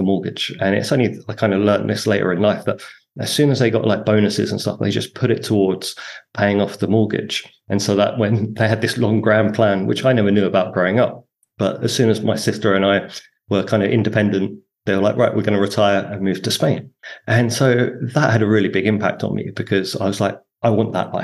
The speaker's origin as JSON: {"language": "English", "town": "Harlow", "region": "East of England", "country": "United Kingdom", "tie": "born or raised there", "also_born_or_lived": "Hong Kong / Hoi An, Vietnam", "moved": "as an adult", "said": "I grew up in Harlow in Essex"}